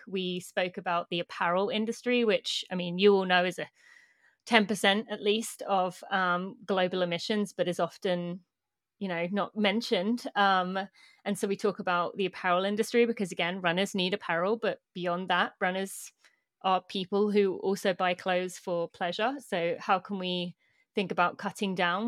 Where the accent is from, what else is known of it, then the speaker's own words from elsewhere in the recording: United Kingdom; moved away as an adult; now in United States; I'm British, but I live in the US